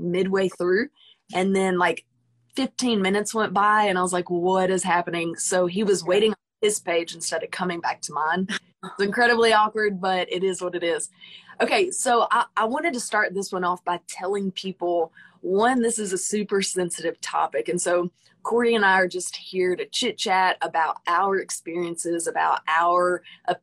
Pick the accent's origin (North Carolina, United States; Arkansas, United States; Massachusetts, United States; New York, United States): Arkansas, United States; Conway; we are from the same town